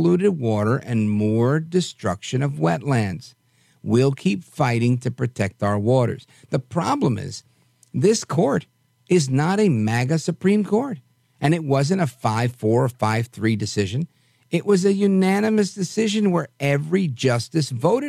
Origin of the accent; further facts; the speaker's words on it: New York City, New York, United States; as a little kid growing up in Brooklyn.